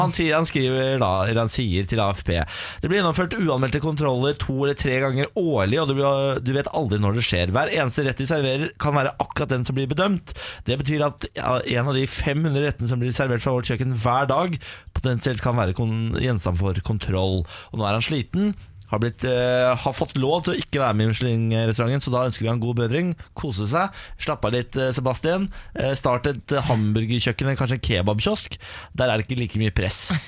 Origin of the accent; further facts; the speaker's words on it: Moss, Østfold, Norway; now in Oslo, Norway; jeg er jo fra Moss, som har Norges beste drikkevann